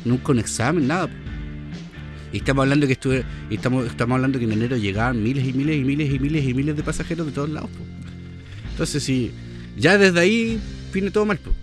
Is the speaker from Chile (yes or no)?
yes; Chile; Como buen chileno